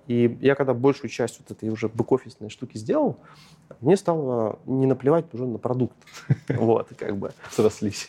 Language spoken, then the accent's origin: Russian; Shiroky Priluk, Arkhangelsk Oblast, Russia; moved away as an adult; also born or lived in Saint Petersburg; я родом из Архангельской области, небольшого лесного рабочего поселка Широкий Прилук